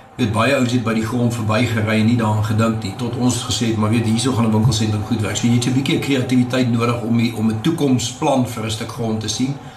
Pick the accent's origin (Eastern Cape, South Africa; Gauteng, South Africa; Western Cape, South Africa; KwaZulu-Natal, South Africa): Gauteng, South Africa; Pretoria; also born or lived in Stellenbosch; My pa was by die universiteit betrokke tot ek so 7, 8 was en toe sy by Tikkies aangestel en toe het ons Pretoria toe getrek en van toe af bly ek in Pretoria